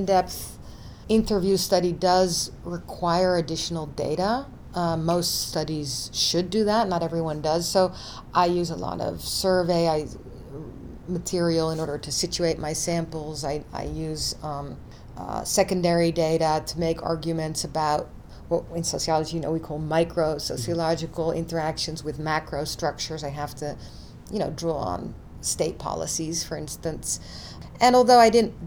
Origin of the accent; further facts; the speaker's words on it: Netherlands; moved away; also born or lived in United States; I was born in the US, but I grew up in the Netherlands.